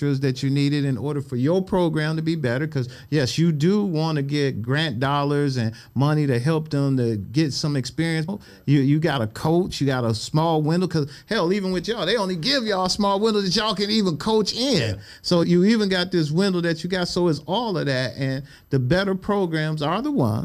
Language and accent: English; Cleveland, Ohio, United States; I grew up in Glenville, East 105, St. Clair, out in the hood.